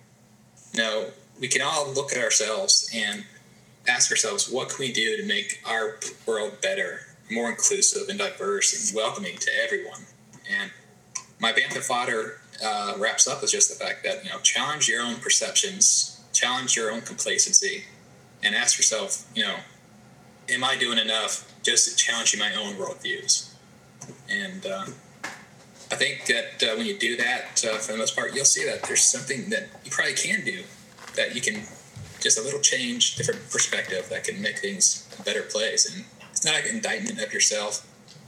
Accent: Charlottesville, Virginia, United States; Charlottesville is my hometown. I grew up there

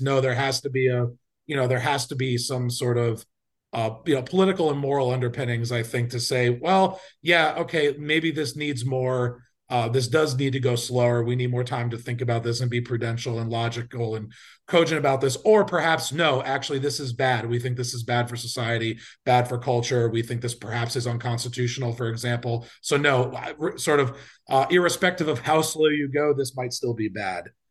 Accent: North Carolina, United States; I'm from North Carolina. I work at a public policy think tank, uh, down here in Raleigh

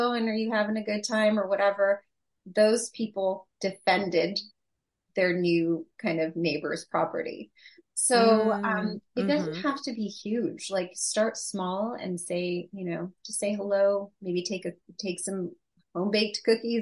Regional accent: United States; I was born and raised here in the United States. I'm first generation US

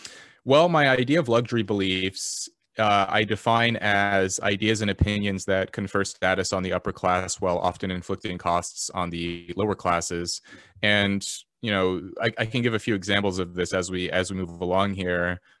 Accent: Los Angeles, California, United States; I was born into poverty in Los Angeles. My mother was an immigrant from South Korea, and she became addicted to drugs.

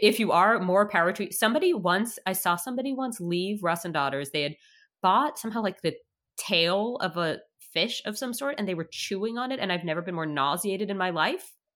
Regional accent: New York, United States; moved away as an adult; now in Canada; as a child growing up in New York

